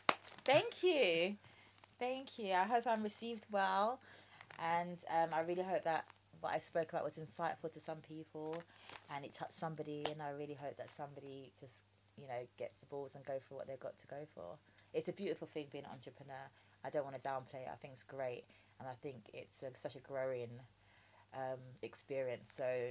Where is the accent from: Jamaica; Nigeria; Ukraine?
Jamaica; Rice and peas, I'm Jamaican.